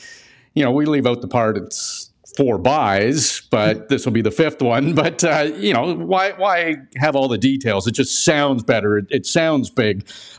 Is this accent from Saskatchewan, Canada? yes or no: yes; Saskatchewan, Canada; I'm from Saskatchewan.